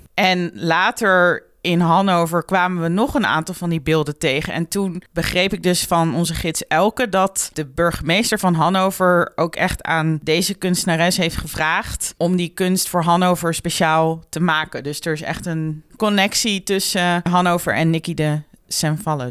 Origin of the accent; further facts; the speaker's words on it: Netherlands; als Nederlander